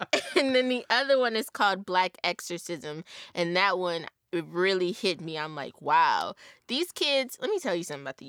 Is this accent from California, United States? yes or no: no; Louisiana, United States; There, shout out to my home state, Louisiana.